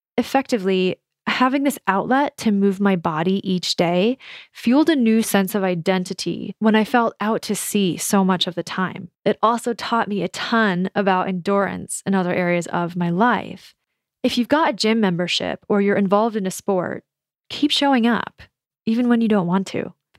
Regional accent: Minnesota, United States; moved away as an adult; also born or lived in San Francisco / New York / Melbourne / Edinburgh; moving out of my home state of Minnesota

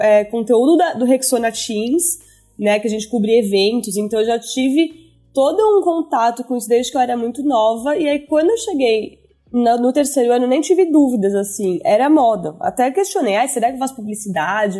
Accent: São Paulo, Brazil; also born or lived in New York; sou nascida e crescida em São Paulo, então mais, acho que mais uma das únicas do time que são originalmente de São Paulo

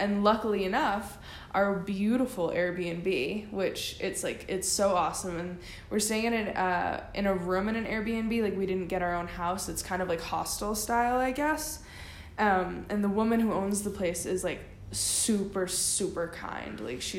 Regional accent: Texas, United States; Like, we're from Texas.

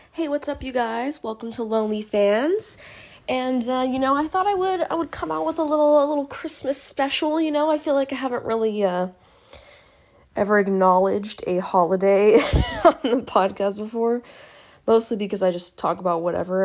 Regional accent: United States; I'm an American

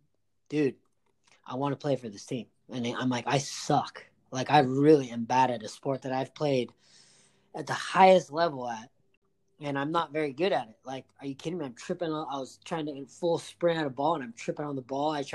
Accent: Huntington Beach, California, United States; growing up in Huntington Beach and playing soccer

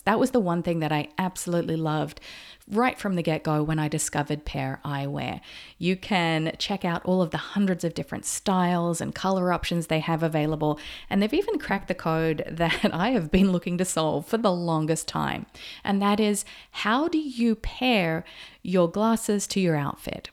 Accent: Australia; moved away; also born or lived in Noosa, Queensland; I grew up in Australia, and when I lived in Noosa, Queensland, that is just paradise

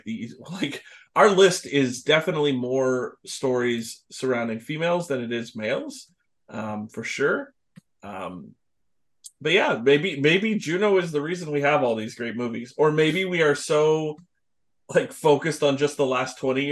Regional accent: Canada; we're Canadian

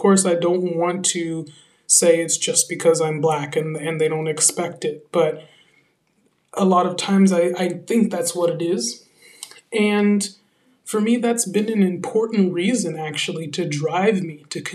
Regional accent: San Francisco, California, United States; moved away as an adult; also born or lived in New York City / London / Paris; now in France; I come from San Francisco, California, actual San Francisco, where I was born and raised.

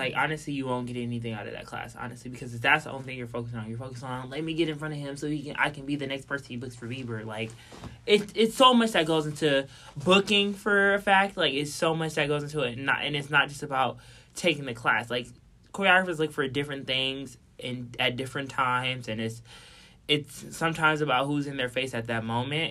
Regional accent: Milwaukee, Wisconsin, United States; I feel you from Milwaukee

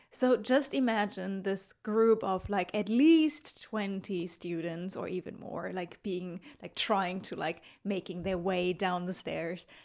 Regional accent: Germany; I'm from Germany

